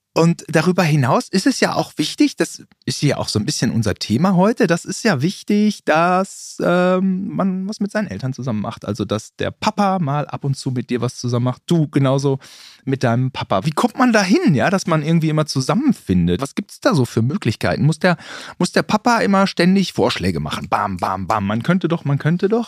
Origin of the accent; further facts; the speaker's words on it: Germany; ich bin Deutscher.